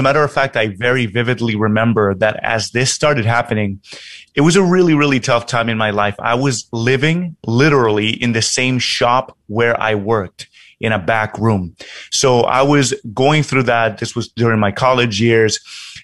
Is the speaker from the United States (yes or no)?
yes; New York, United States; now in Tokyo, Japan; Originally, I'm from New York. Right now, I'm actually living in Tokyo